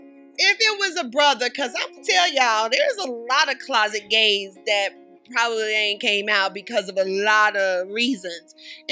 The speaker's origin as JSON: {"language": "English", "region": "the South", "country": "United States", "said": "If you're from the South, we just fry chicken."}